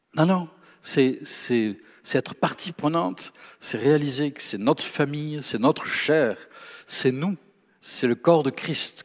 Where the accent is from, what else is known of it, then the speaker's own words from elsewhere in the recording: France; je suis français